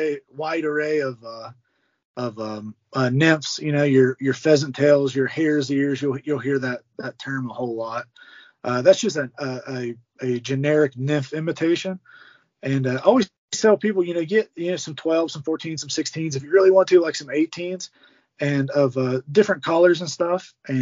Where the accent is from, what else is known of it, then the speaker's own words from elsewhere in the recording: Ohio River, United States; I grew up on the Ohio River, so we were fishing for channel cats and blues and big flatheads.